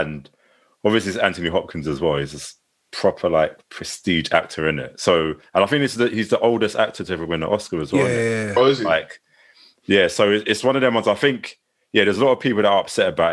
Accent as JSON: {"language": "English", "region": "London", "country": "United Kingdom", "tie": "born or raised there"}